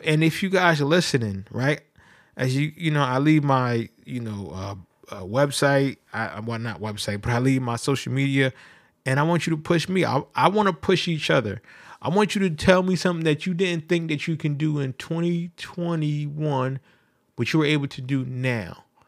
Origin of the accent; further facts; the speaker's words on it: New Haven, Connecticut, United States; I'm from New Haven, Connecticut